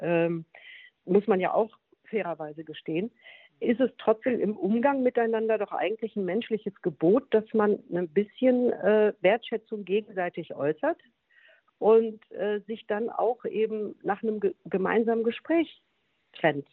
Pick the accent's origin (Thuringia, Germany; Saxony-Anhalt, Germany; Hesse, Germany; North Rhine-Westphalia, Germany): North Rhine-Westphalia, Germany; Bottrop; moved away; in Bottrop im äh, Moviepark, also in meiner alten Heimat